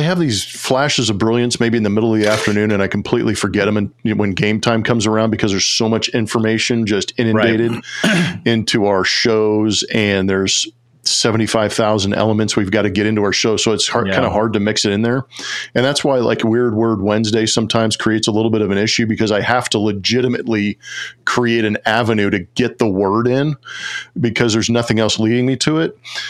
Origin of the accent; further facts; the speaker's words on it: Southern California, United States; I grew up in Southern California